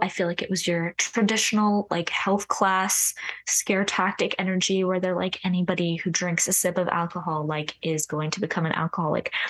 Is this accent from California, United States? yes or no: yes; Orange County, California, United States; moved away as an adult; now in Nashville, United States; the part of Orange County that I'm from is very, like, family-oriented